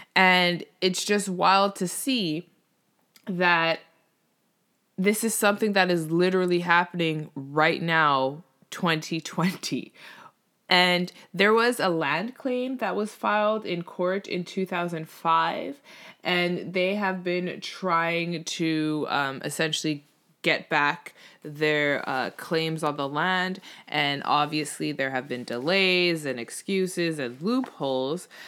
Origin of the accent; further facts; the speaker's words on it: Canada; Obviously, I'm Canadian.